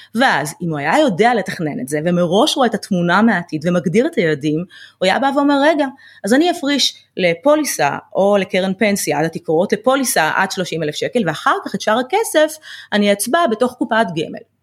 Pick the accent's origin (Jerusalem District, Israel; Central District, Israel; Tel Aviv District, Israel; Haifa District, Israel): Central District, Israel; Ramla; גדלתי אה, ברמלה